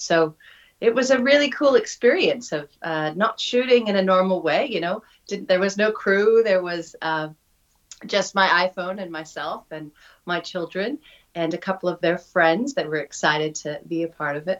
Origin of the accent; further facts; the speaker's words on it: Oregon, United States; moved away as an adult; now in New Zealand; Growing up in Oregon